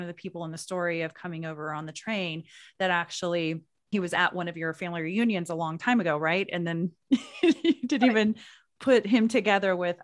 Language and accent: English; Oklahoma, United States; growing up in Oklahoma